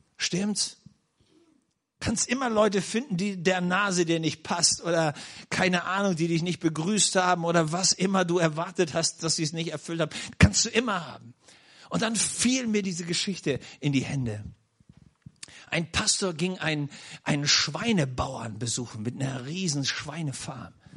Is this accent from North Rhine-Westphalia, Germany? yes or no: no; Schleswig-Holstein, Germany; now in Nördlingen, Germany; wo ich geboren wurde in Schleswig-Holstein